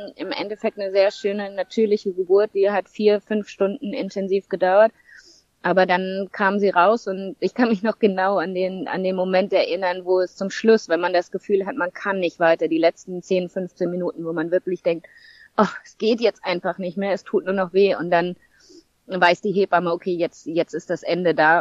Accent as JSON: {"language": "German", "town": "St. Peter-Ording", "region": "Schleswig-Holstein", "country": "Germany", "tie": "born or raised there", "moved": "as an adult", "lives_now": "Zanzibar, Tanzania", "said": "Ich bin ursprünglich aus Norddeutschland, St. Peter-Ording. Dort bin ich geboren und aufgewachsen."}